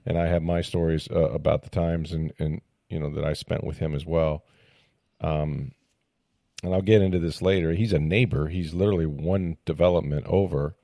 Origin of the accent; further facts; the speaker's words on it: St. Petersburg, Florida, United States; I grew up in Saint Petersburg, you know, and I'm actually kind of a local